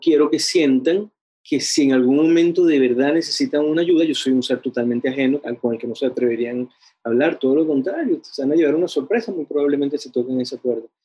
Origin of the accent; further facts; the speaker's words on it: Venezuela; now in Chile; soy venezolano